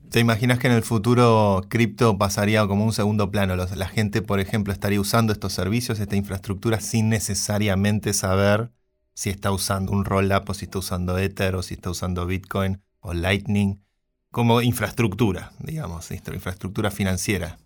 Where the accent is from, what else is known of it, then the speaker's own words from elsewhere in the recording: Argentina; now in Madrid, Spain; como argentino